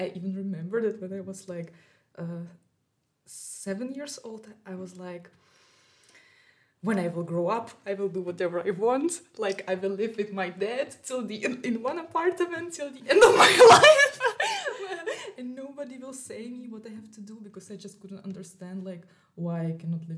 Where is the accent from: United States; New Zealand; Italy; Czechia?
Czechia; moved away as an adult; also born or lived in Russia / Graz, Austria / Berlin, Germany; now in Vienna, Austria; I was born in Russia, and I live all my life in Czech Republic